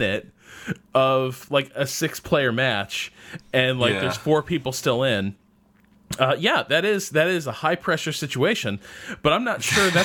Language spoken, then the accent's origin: English; Massachusetts, United States; I'm from Massachusetts